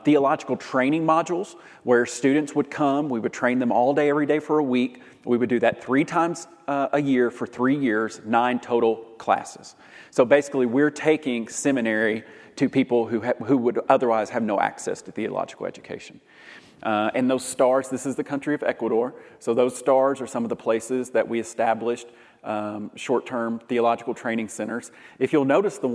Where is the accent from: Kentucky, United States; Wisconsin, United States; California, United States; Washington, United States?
Kentucky, United States; Lexington; also born or lived in Louisville, Kentucky; I'm from Lexington, Kentucky